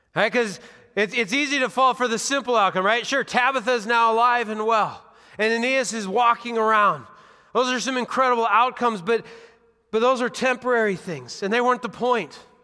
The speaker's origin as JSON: {"language": "English", "region": "Washington", "country": "United States", "tie": "born or raised there", "moved": "yes", "lives_now": "Dubuque, United States", "said": "I grew up in Washington State"}